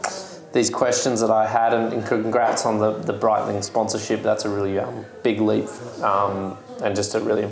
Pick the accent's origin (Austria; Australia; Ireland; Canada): Australia; now in Sweden; as an Aussie living here